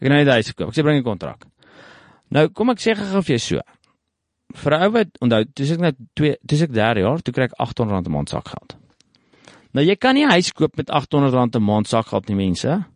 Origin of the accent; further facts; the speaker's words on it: South Africa; Is ek daar gebore, plaas groot geword